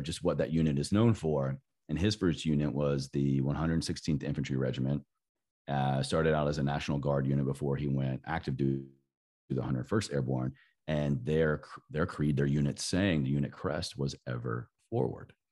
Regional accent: Southwest Virginia, United States; growing up in Southwest Virginia in the Bible Belt

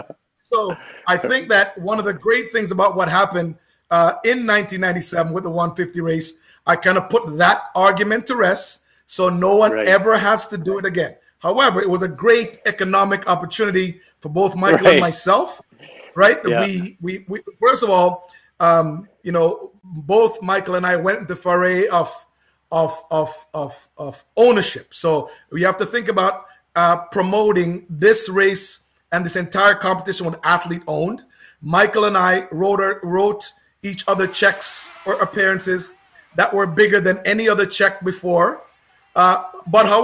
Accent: Oakville, Ontario, Canada; I grew up in Oakville

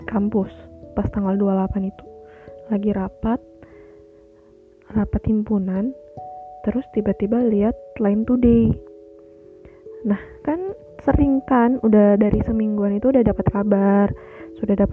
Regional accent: Palu, Central Sulawesi, Indonesia; born there; rada nyampur dikit ya sama bahasa Palu hmm ya hari ini tuh tanggal 28 September tepat 2 tahun silam kota kelahiran aku tuh mengalami bencana yang amat besar.

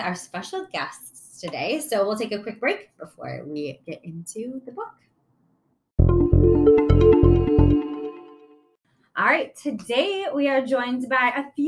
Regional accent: Illinois, United States; moved away as an adult; now in Wisconsin, United States; I grew up in Illinois and came to Wisconsin to go to college

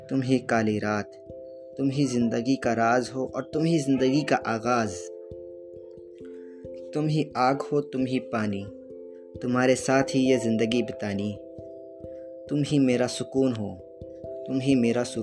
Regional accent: Nagpur, Maharashtra, India; और मैं नागपुर शहर से हूँ

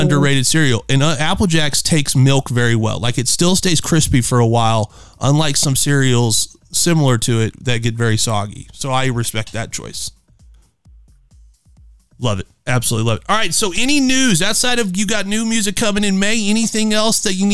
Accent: Midwest, United States; I'm from the Midwest

